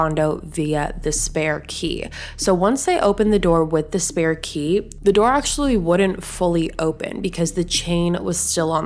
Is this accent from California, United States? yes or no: yes; Southern California, United States; I am from Southern California